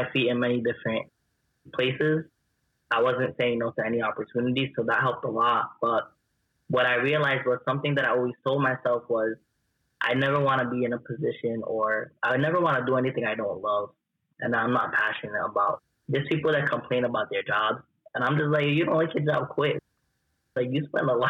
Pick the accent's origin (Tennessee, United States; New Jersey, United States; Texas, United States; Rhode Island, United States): Rhode Island, United States; Central Falls; Born and raised in Rhode Island, from Central Falls